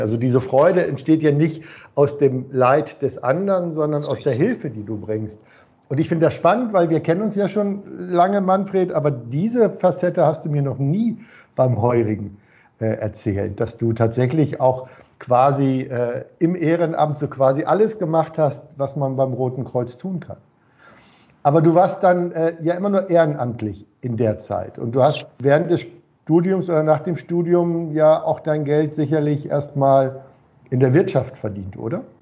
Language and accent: German; Hamburg, Germany; ich bin ja Hamburger